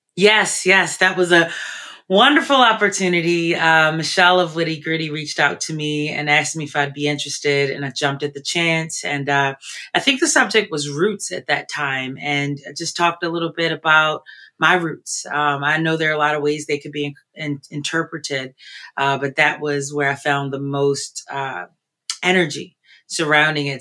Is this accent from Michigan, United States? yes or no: no; Baltimore, Maryland, United States; moved away as an adult; now in Philadelphia, United States; I am originally from Baltimore. I've been in Philly for 20 plus years